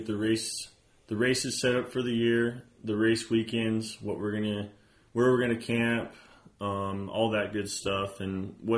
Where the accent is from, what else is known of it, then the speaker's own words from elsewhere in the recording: Aztec, New Mexico, United States; I'm also from Aztec, New Mexico, born and raised. This is, my home.